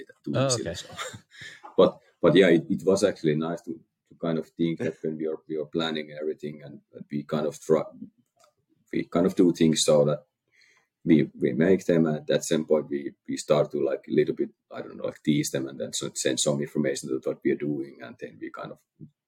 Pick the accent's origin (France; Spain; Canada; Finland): Finland; we are from Finland